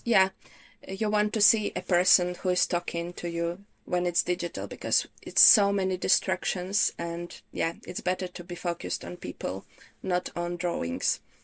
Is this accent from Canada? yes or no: no; Ukraine; English is a second language; moved away as an adult; now in United Kingdom; originally I'm from Ukraine.